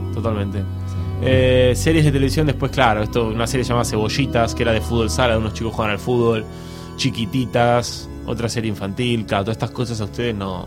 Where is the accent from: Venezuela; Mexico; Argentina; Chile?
Argentina; now in Spain; soy argentino